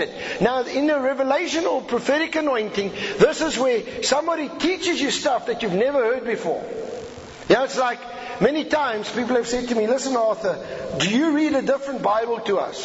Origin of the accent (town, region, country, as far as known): South Africa